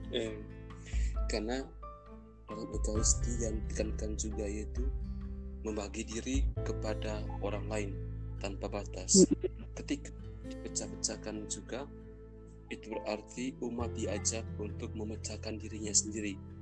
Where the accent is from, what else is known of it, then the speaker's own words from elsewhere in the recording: Ruteng, East Nusa Tenggara, Indonesia; saya berasal dari Ruteng Manggarai